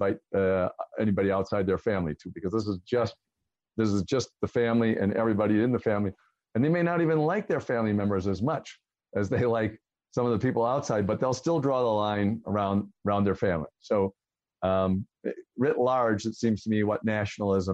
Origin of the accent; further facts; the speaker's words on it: Kenosha, Wisconsin, United States; I grew up in Kenosha.